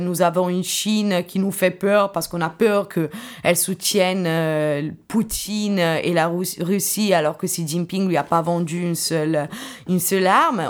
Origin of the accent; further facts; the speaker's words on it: Italy; moved away; also born or lived in Nanjing, China; je suis italienne